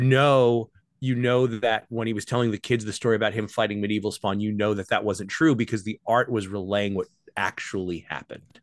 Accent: Amityville, New York, United States; I was born on Long Island. I was born in Amityville

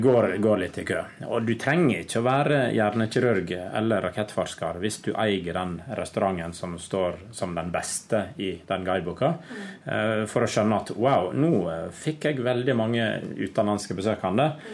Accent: Naustdal, Vestland, Norway; now in Oslo, Norway; Jeg kommer fra Naustdal, en liten bygd på Vestlandet. Eh, der har jeg vokst opp med tre brødre og tre søstre.

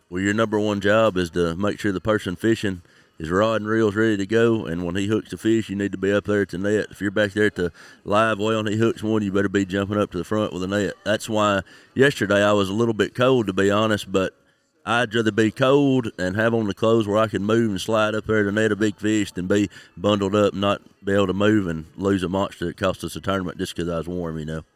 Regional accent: St. Joseph, Tennessee, United States; I'm from Tennessee, just over the Alabama state line

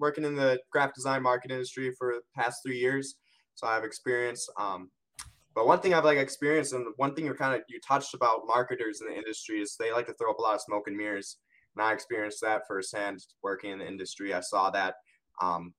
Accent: Wisconsin, United States; I'm from Wisconsin

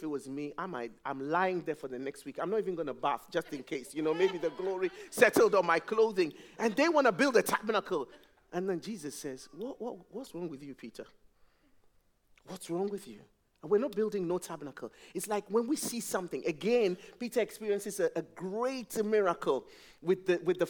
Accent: Ghana; now in England; When I first came to England, I'm from Ghana

